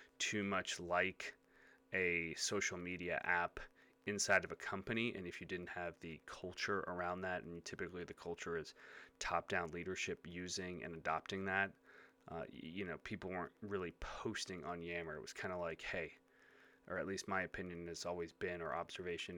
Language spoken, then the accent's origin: English; Chicago, Illinois, United States; my local market as a Chicagoan